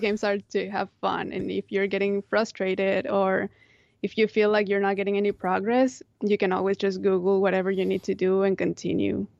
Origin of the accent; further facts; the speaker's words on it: Monterrey, Nuevo León, Mexico; moved away; I grew up in Monterrey